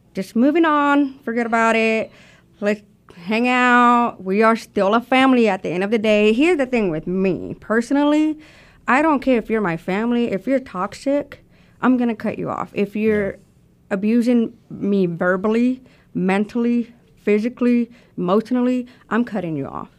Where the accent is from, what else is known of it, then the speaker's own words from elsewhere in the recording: Houston, Texas, United States; also born or lived in Colombia; now in Arkansas, United States; I was born in Houston, Texas